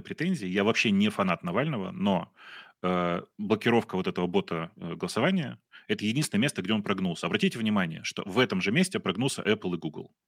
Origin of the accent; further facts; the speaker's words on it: Russia; now in Ukraine; очевидно, что я из России. У меня мама, слава богу, украинка, но э, я приехал из России, у меня был российский паспорт